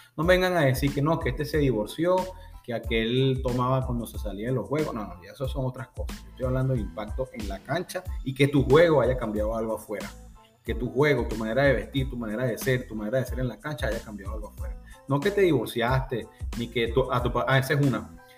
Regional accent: Venezuela; en mi país

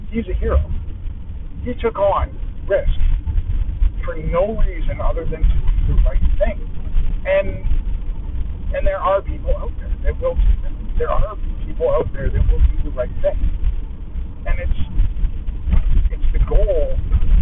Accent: Canada; I'm Canadian

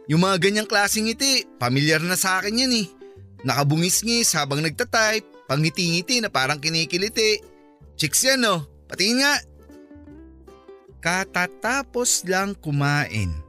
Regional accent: Philippines; Sabi ko Pinoy ako, may konting dugulang ng hapon. Kasi nga may lahi naman talaga kaming Japanese.

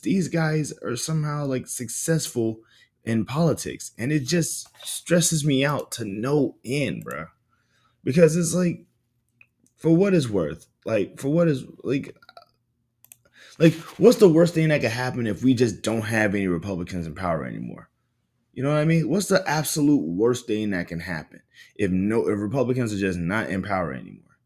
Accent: the South, United States; I grew up in the South

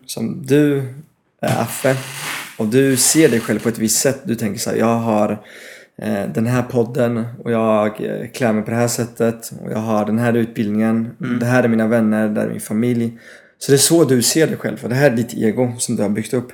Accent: Paris, Île-de-France, France; Swedish is a second language; also born or lived in United Kingdom / Malmö, Sweden / Östergötland, Sweden / Norway; now in Stockholm, Sweden; Jag är halvfransk, halvbritt.

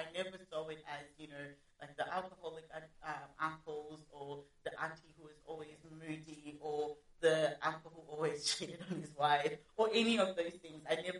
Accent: Australia; also born or lived in Zimbabwe; I've been living here in Australia for about 14 years. I'm originally from Zimbabwe. Basically grew up here.

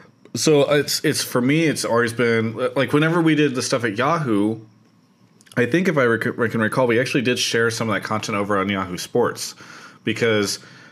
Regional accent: California, United States; as a Californian

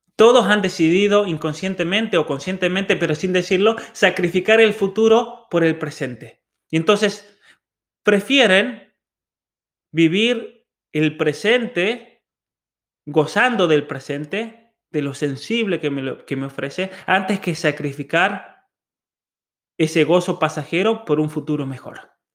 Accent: Argentina; born or raised there; also born or lived in Germany

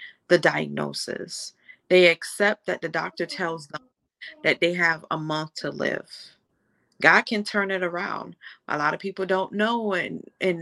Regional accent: Jamaica; I'm from Jamaica

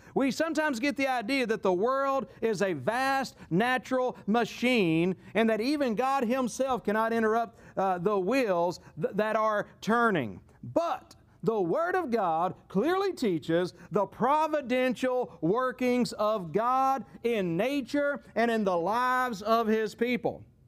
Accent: United States; our perspective as, as, as American Christians

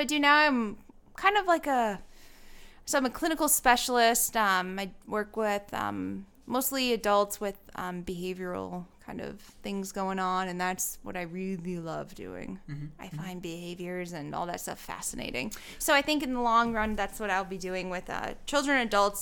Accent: Mystic, Connecticut, United States; I'm from Mystic, Connecticut. Born and raised, pretty much. Lived there my whole life.

